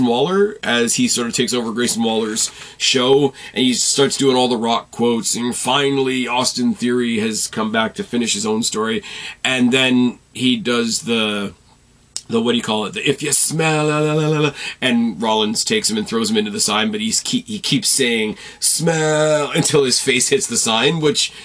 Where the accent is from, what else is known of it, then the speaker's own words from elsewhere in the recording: Canada; I'm not Australian, and I've only left Canada a handful of times that I can count on one hand